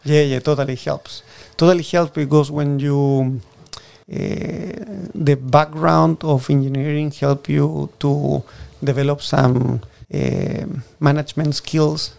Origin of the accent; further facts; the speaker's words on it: Puerto Varas, Los Lagos, Chile; first language Spanish; English is a second language; moved away as an adult; now in Washington, United States; I'm from Puerto Varas